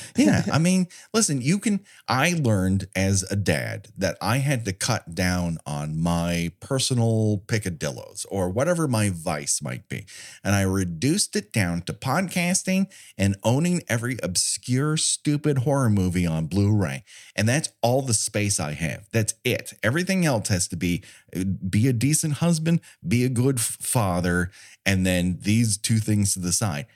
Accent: Southern California, United States; I grew up in Southern California

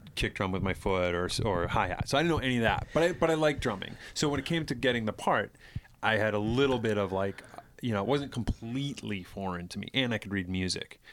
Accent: East Bridgewater, Massachusetts, United States; I grew up in East Bridgewater

